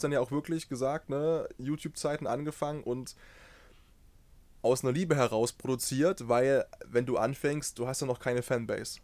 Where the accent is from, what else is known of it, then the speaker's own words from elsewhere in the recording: Saxon Switzerland area, Saxony, Germany; ich bin in der Ecke dort geboren und aufgewachsen